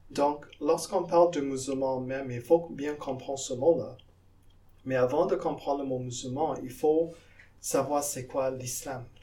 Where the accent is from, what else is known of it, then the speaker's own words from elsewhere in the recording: French Guiana; now in Canada; Moi, je viens de la Guyane en Amérique du Sud et même là-bas, il y a des, musulmans.